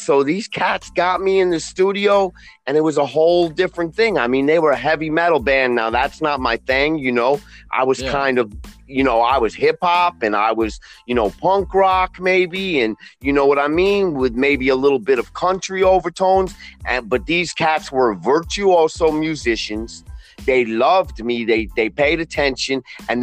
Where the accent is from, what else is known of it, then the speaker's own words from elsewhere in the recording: New York City, New York, United States; also born or lived in Middle East / Israel; I'm born and raised in Queens, New York, with plenty of time in the Middle East and Israel.